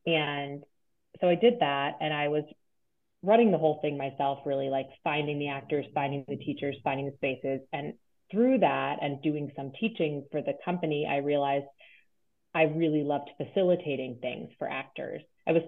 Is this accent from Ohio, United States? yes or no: no; Cheverly, Maryland, United States; I grew up outside of Washington, D.C. in Prince George's County, Maryland, in a small town called Cheverly.